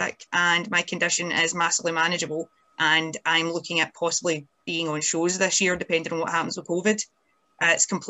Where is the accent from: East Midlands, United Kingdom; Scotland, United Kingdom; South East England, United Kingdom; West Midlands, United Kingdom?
Scotland, United Kingdom; independent Scottish lassies